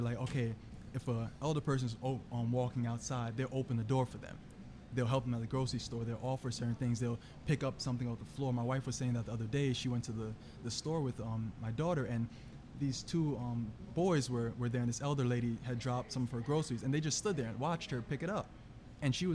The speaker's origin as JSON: {"language": "English", "country": "Jamaica", "said": "I'm Jamaican, so my parents were very strict growing up"}